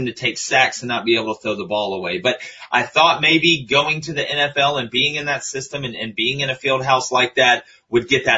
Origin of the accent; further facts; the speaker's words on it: Auburn, Alabama, United States; I was born in Auburn